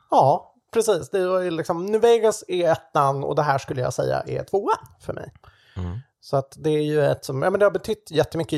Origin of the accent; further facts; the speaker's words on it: Sweden; jag är ju svensk på den sidan